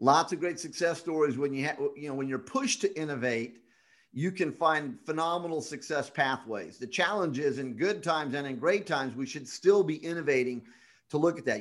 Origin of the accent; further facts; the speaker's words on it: Scotland, United Kingdom; now in Las Vegas, United States; I'm Scottish